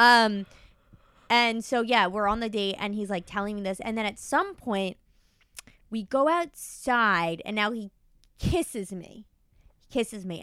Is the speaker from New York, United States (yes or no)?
yes; New York, United States; I'm from New York.